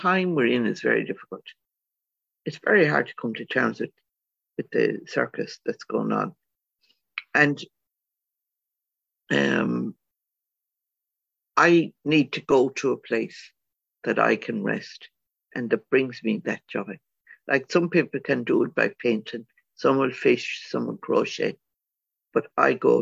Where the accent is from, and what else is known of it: Ireland; born or raised there